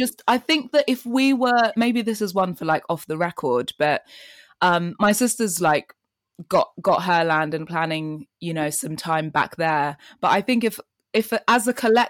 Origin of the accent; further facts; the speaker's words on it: London, United Kingdom; also born or lived in Kenya; I was born in Kenya and came to London when I was 3 and then spent all of my life here until I think 18